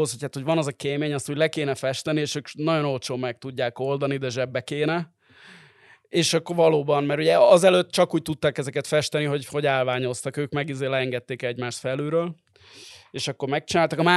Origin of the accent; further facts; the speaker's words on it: Hungary; majd én mondom, hogy magyar vagyok